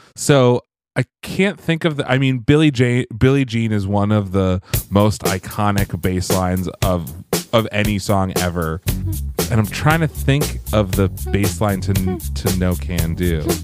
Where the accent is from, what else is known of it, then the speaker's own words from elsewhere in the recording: Pennsylvania, United States; where I grew up in Pennsylvania